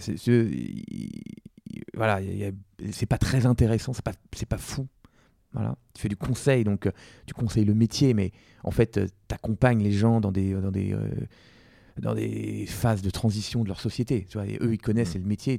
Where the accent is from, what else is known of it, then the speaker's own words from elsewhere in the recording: Versailles, Île-de-France, France; also born or lived in Compiègne; j'ai pu rentrer en SP plus proche de chez moi à Versailles